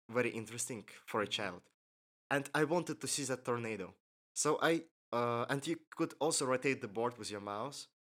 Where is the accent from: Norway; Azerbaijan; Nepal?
Azerbaijan; Baku; I was born here in Baku, and I've lived here all my life.